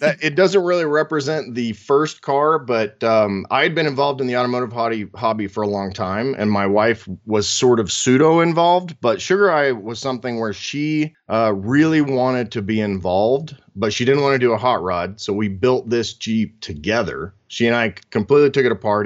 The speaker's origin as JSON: {"language": "English", "region": "Oklahoma", "country": "United States", "tie": "born or raised there", "said": "I grew up in Oklahoma, so there's a great car culture there"}